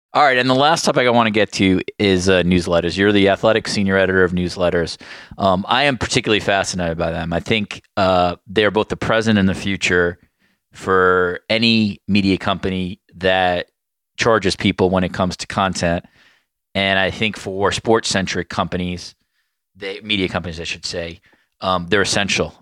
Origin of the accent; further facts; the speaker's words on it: New York, United States; growing up in New York